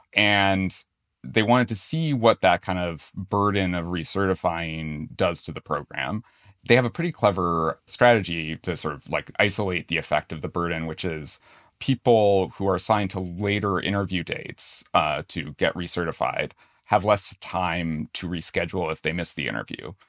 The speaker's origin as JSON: {"language": "English", "region": "New Hampshire", "country": "United States", "tie": "born or raised there", "moved": "yes", "said": "I grew up in New Hampshire."}